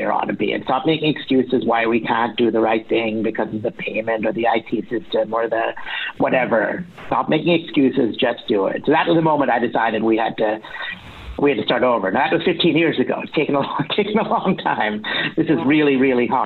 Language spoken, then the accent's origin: English; Boston, Massachusetts, United States; I'm from Boston, it's where we're living